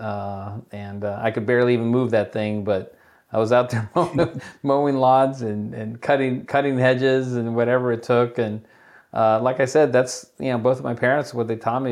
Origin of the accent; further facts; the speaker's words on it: Chula Vista, California, United States; I grew up in Chula Vista, California, and which is right there on the border